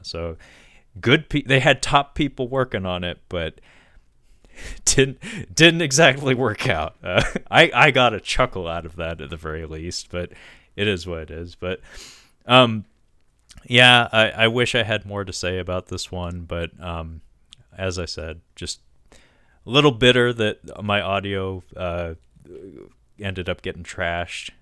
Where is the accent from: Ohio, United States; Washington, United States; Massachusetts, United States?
Washington, United States; Forks, Washington, uh, to talk about my home state